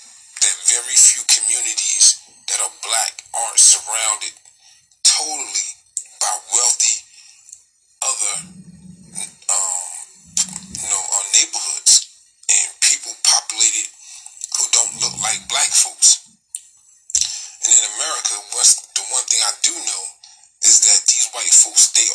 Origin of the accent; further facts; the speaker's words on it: United States; I'm Black American first.